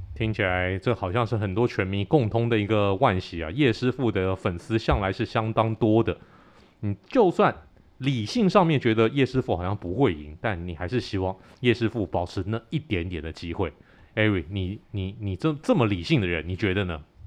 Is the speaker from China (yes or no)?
no; Taiwan; 我们很有创意的台湾拳迷